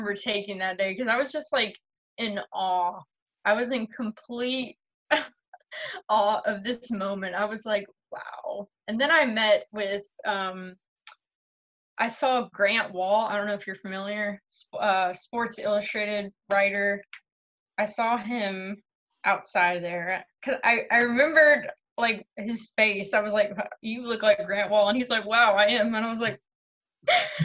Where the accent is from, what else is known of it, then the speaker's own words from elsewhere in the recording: United States; I'm an American